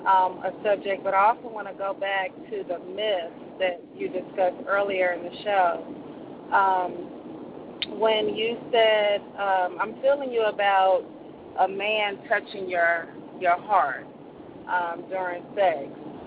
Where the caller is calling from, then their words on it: Nashville, Tennessee, United States; I'm calling from Nashville.